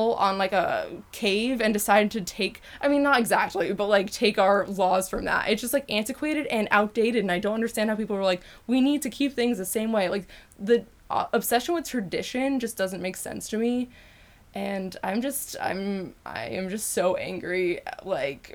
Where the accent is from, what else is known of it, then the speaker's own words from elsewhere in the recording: Connecticut, United States; also born or lived in England; We're from Connecticut.